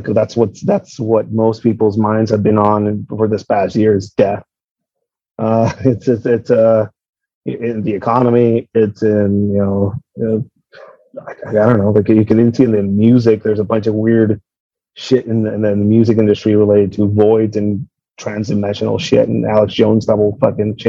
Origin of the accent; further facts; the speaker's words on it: Tijuana, Baja California, Mexico; I'm from Tijuana